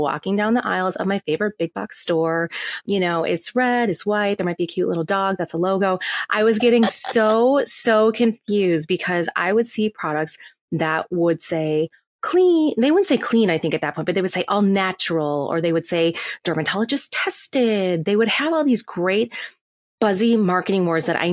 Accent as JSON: {"language": "English", "region": "Minnesota", "country": "United States", "said": "from the Midwest. I'm from Minnesota"}